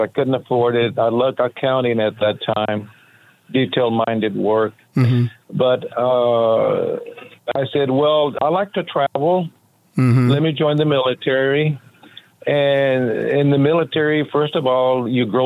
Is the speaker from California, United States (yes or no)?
yes; Tulare, California, United States; now in Las Vegas, United States; I'm from Tulare, California, in the San Joaquin Valley between Fresno and Bakersfield